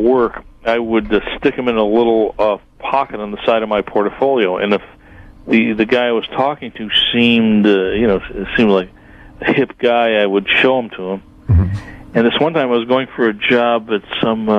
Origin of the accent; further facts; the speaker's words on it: Buffalo, New York, United States; I'm from Buffalo